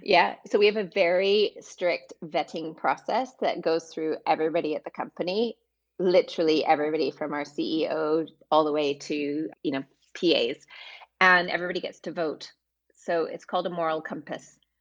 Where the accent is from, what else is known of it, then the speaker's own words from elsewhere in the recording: Vancouver, British Columbia, Canada; moved away as an adult; also born or lived in London / Amsterdam; I am originally from Vancouver, Canada. And 20 years ago, I moved to London.